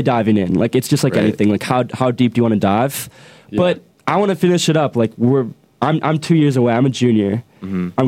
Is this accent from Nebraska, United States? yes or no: no; Michigan, United States; now in Boulder, United States; I'm from Michigan, and it's really cheap